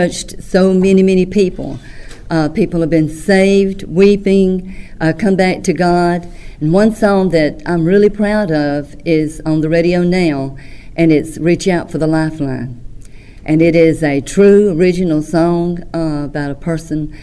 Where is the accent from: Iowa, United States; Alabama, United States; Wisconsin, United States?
Alabama, United States; Tuscaloosa; also born or lived in Vernon, Alabama / Columbus, Mississippi; I'm from Vernon, Alabama. Was raised in Tuscaloosa, Alabama